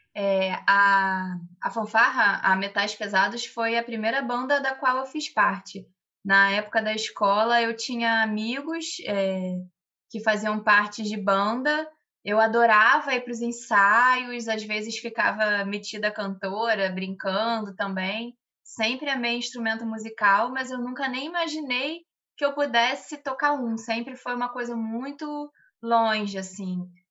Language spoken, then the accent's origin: Portuguese; Bom Jardim, Brazil; now in Rio de Janeiro, Brazil; o carnaval na minha cidade, que é Bom Jardim